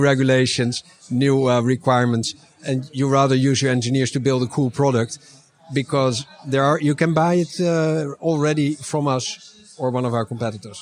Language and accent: English; Netherlands; I'm from the Netherlands